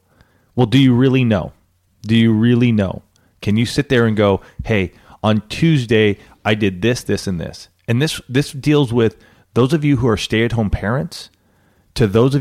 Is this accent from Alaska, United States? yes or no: no; Banning, California, United States; growing up in Banning, California, where I remember as a sixth grader.